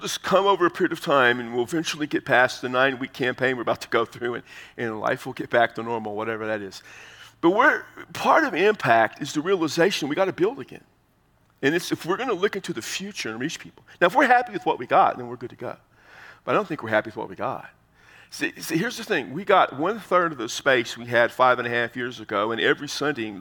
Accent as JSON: {"language": "English", "region": "Texas", "country": "United States", "said": "I'm from Texas"}